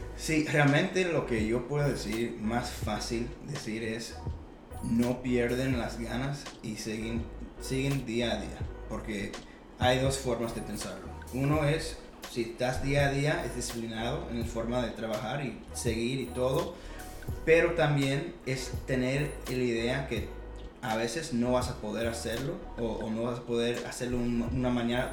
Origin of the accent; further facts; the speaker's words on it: Atlanta, Georgia, United States; nací aquí en Atlanta, Georgia, pero soy cubano